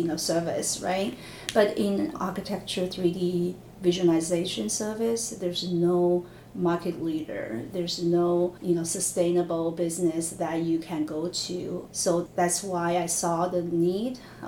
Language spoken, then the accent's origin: English; China; moved away as an adult; I grew up in China in this big architecture engineer company